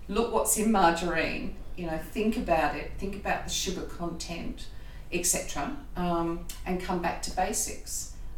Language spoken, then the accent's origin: English; Australia; accent: Australian; But my impediment is my Australian accent.